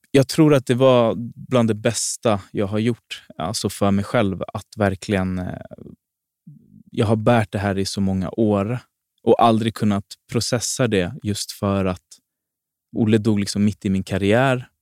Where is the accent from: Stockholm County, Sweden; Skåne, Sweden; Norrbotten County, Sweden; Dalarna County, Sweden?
Stockholm County, Sweden; Botkyrka; jag är född och uppväxt i Fittja.